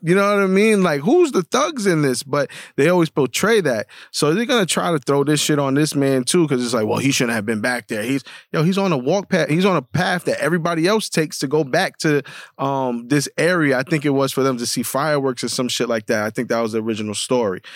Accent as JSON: {"language": "English", "town": "New York City", "region": "New York", "country": "United States", "tie": "born or raised there", "said": "growing up in the Bronx"}